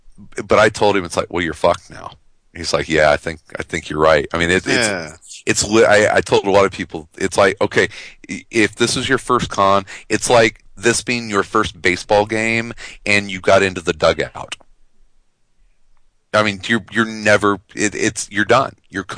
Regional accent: upper Midwest, United States; I'm a short, pale German lad from the upper Midwest.

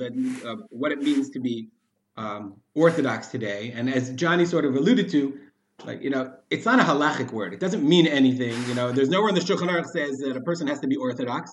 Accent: Silver Spring, Maryland, United States; moved away as an adult; also born or lived in West Hartford, Connecticut; now in Israel; I grew up in Silver Spring, Maryland

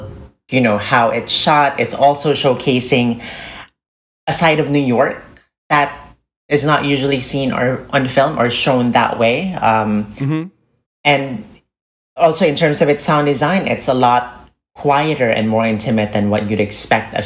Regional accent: Philippines; I'm a Filipino filmmaker

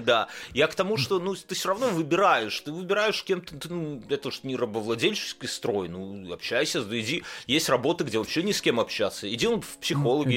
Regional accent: Belarus; now in Lithuania; я белорус

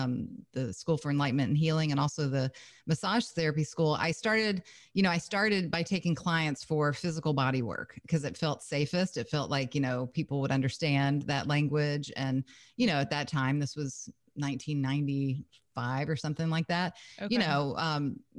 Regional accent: Kentucky, United States; moved away as an adult; also born or lived in Lake Tahoe, California; I'm originally from Kentucky

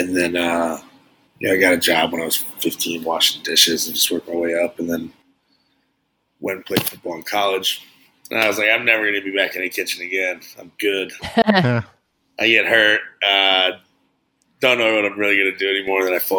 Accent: Frankfurt, Hesse, Germany; born there; also born or lived in Ohio, United States; I was born in Germany.

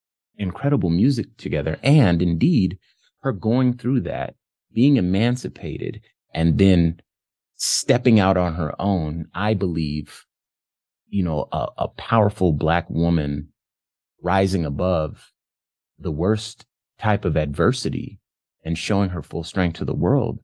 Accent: California, United States; I grew up in California.

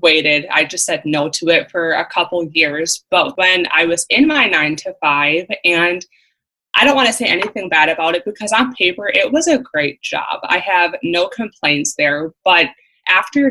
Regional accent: Central Wisconsin, United States; I am from Central Wisconsin

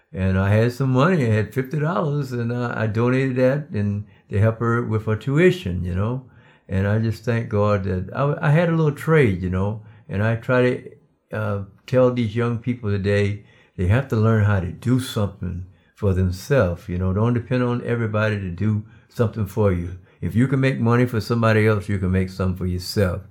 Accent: Darlington, South Carolina, United States; moved away; originally, I'm from Darlington, South Carolina. I was raised in a cotton field.

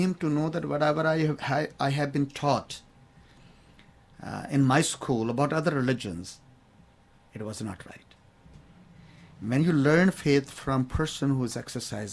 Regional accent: India; now in Rockville, United States; as a Sikh, I grew up in India

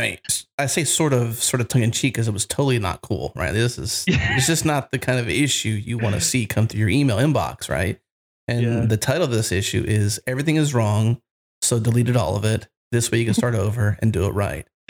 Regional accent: United States; I'm an American, so I've got just a typical English way I say it

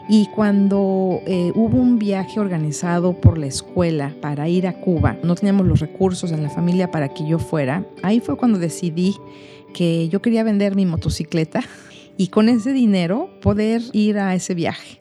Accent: Mexico City, Mexico; soy originaria de la Ciudad de México

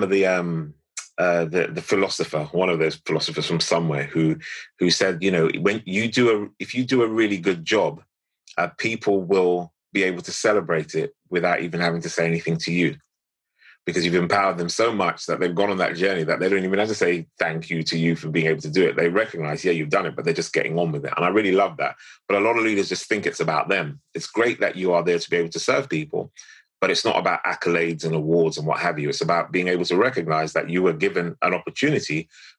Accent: London, United Kingdom; I was born in St. Mary's Hospital, Paddington, in Northwest London

